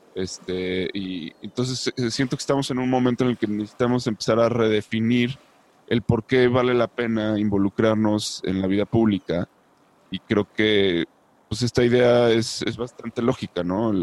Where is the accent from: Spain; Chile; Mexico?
Mexico; como mexicanos